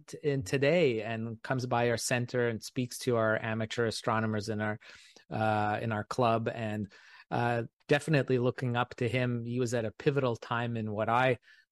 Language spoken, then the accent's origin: English; Canada; in Canada, growing up in Canada, some of my mentors were real local amateur astronomers here